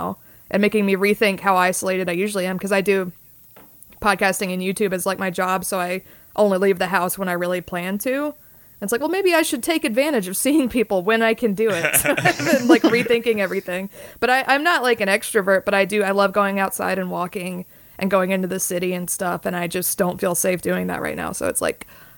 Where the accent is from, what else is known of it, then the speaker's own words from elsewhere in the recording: the South, United States; I'm from the South